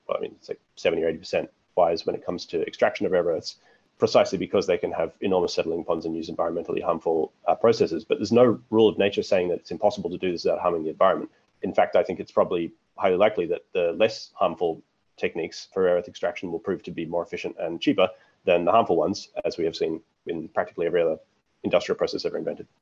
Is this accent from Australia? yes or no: yes; Australia; growing up in Australia